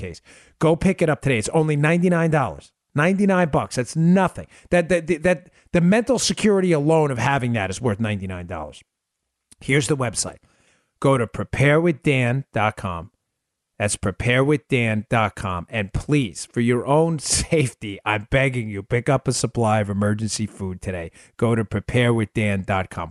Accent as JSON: {"language": "English", "region": "New York", "country": "United States", "tie": "born or raised there", "also_born_or_lived": "Maryland", "moved": "yes", "said": "I grew up in New York"}